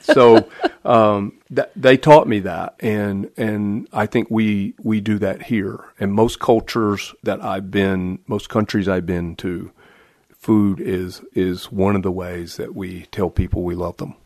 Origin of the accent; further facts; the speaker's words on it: the South, United States; now in Michigan, United States; I'm from the South, so I, I think I make pretty good barbecue